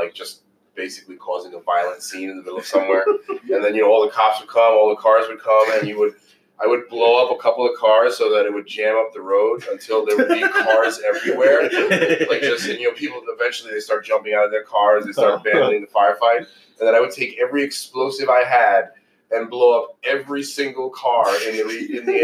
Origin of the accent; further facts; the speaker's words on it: New York City, New York, United States; also born or lived in Chicago; I'm from New York